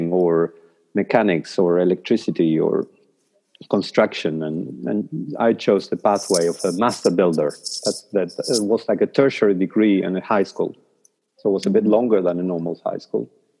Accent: Paraná, Entre Ríos, Argentina; first language Spanish; English is a second language; moved away as an adult; now in New Zealand; when I was a kid in my hometown in Paraná, in Argentina

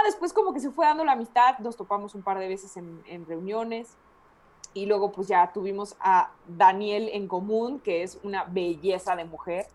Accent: La Piedad, Michoacán, Mexico; moved away; also born or lived in Guadalajara; soy michoacana y más que soy de la piedad

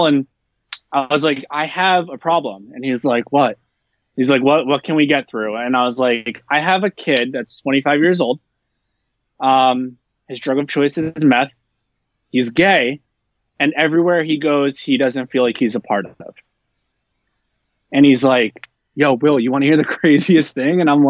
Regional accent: New Jersey, United States; now in Texas, United States; I grew up in New Jersey and I grew up in a melting pot

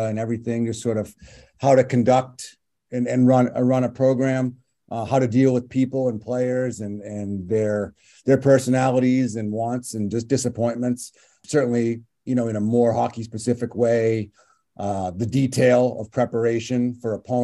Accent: Westborough, Massachusetts, United States; I'm from Westboro. My family's in this area. I grew up here, grew up playing, you know, youth hockey in this rink

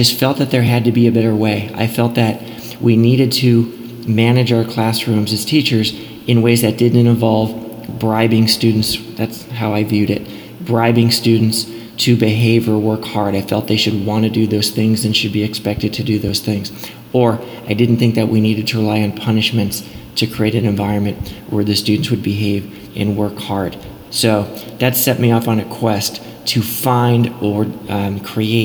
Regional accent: Los Angeles, California, United States; moved away as an adult; also born or lived in Charlottesville, Virginia; I was born and raised in Los Angeles in the neighborhood of Westwood, and I grew up just a few blocks from UCLA

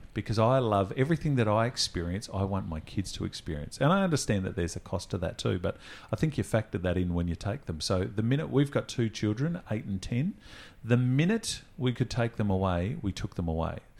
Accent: Adelaide, South Australia, Australia; We're from Adelaide.

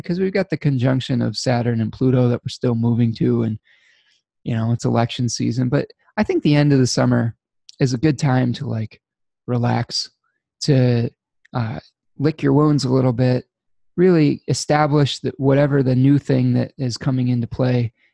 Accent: United States

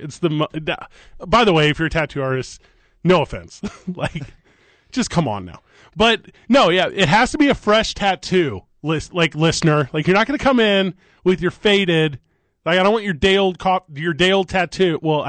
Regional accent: Midwest, United States; moved away; I grew up in the Midwest.

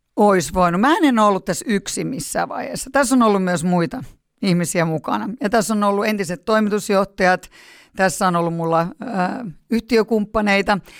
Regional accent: Helsinki, Uusimaa, Finland; born or raised there; also born or lived in Punkaharju

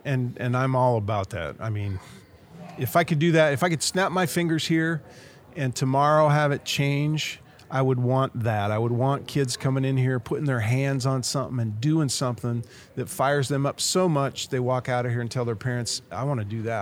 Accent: Nebraska, United States; I'm the astronaut from Nebraska

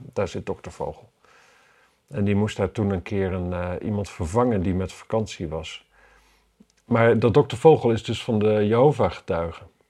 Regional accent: Wapserveen, Drenthe, Netherlands; in Wapserveen bijvoorbeeld, waar ik vandaan kom

